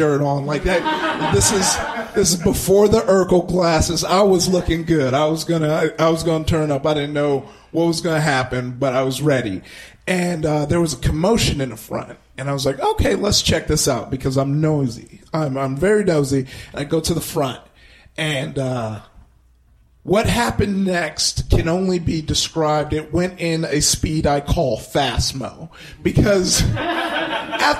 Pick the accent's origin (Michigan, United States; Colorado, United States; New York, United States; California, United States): California, United States; Compton; I grew up in Compton, and neighboring Compton was Watts